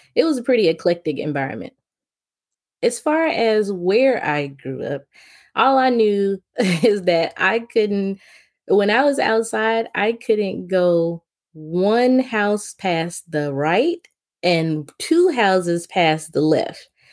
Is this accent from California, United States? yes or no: no; Memphis, Tennessee, United States; I was born and raised in Memphis, Tennessee